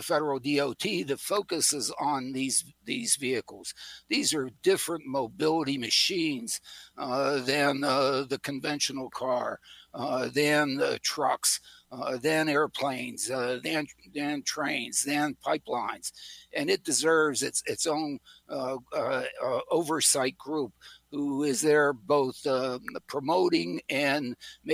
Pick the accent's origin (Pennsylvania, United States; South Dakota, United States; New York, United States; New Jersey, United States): Pennsylvania, United States; Pittsburgh; I was raised in Pittsburgh